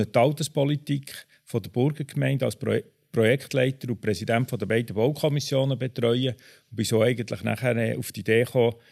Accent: Bern, Switzerland; Ich bin von Haus aus Maschineningenieur, ich bin in Bern aufgewachsen

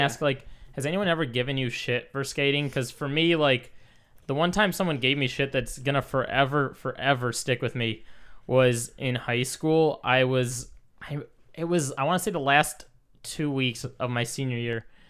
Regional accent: Michigan, United States; moved away; we're both from Michigan originally

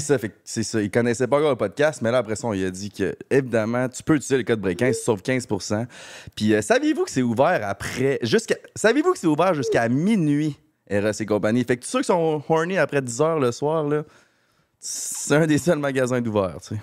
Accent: Quebec, Canada; on vient de Québec

